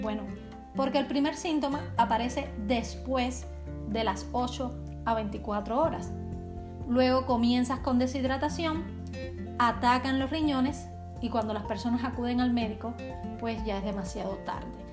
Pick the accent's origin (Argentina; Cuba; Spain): Cuba; now in Czech Republic; En Cuba somos gente de playa